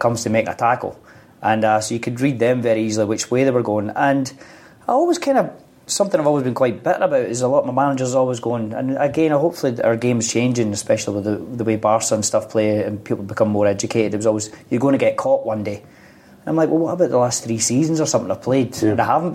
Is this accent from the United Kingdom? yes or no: yes; Scotland, United Kingdom; being a young boy growing up in Scotland